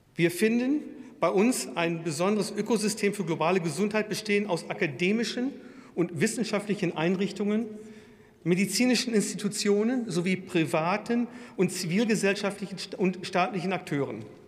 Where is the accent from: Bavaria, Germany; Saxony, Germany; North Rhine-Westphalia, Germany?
Bavaria, Germany; Würzburg; in meiner Heimatstadt Würzburg